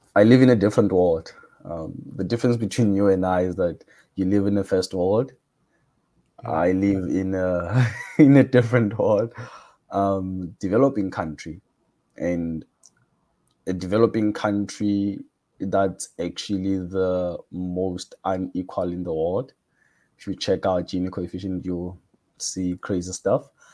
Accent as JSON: {"language": "English", "town": "Cape Town", "region": "Western Cape", "country": "South Africa", "said": "I'm from South Africa, Cape Town"}